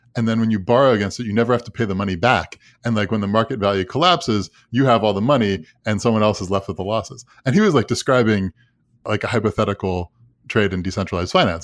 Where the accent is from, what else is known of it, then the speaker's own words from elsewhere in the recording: Long Island, New York, United States; I grew up on Long Island